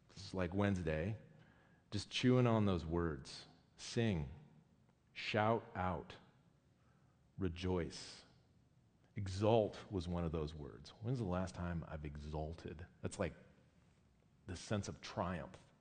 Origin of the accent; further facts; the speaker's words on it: United States; I'm American